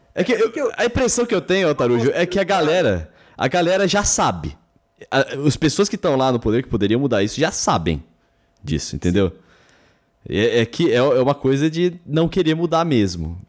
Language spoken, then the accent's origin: Portuguese; São Paulo, Brazil; Eu falo Paulistão porque a gente é de São Paulo